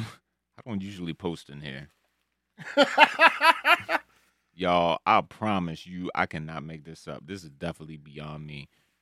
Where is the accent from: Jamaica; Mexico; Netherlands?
Jamaica; You better not screenshot this. I'm Jamaican. I can't let this go viral.